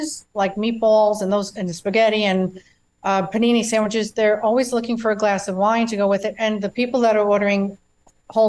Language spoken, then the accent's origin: English; New York, United States; moved away as an adult; also born or lived in Florida; now in Ellijay, United States; I'm from New York originally